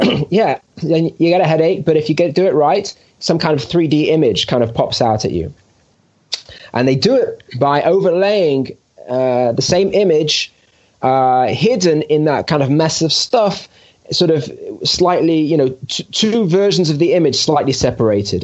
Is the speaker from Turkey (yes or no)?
no; United Kingdom; moved away as an adult; now in Jerusalem, Israel; I am a British Jew that made Aliyah